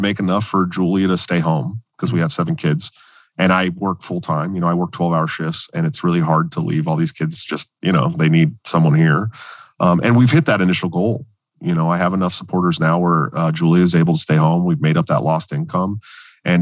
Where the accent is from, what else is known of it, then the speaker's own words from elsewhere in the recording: Oakland, California, United States; I'm from Oakland. You know what I mean? Oakland, California. I'm from the hood. Like, I'm legit from the projects.